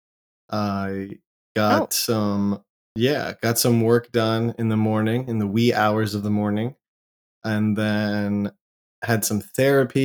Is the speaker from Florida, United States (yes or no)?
yes; Jacksonville, Florida, United States; moved away as an adult; also born or lived in California / Georgia / Orlando, Florida / New York; now in Austin, United States; most of my childhood was in Jacksonville, Florida. And then went to high school there